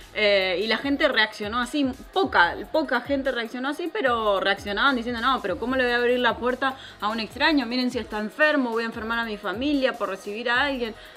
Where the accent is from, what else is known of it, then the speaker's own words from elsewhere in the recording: Argentina; moved away; nosotros somos una familia argentina